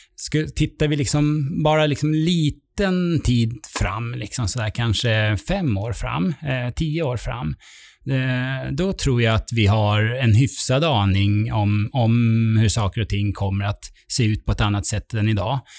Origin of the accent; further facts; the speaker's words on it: Sweden; vi svenskar